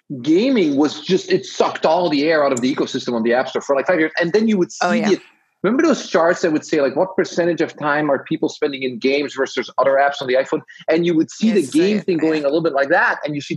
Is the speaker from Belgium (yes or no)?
yes; Belgium; I'm from Belgium, but I went to the international school.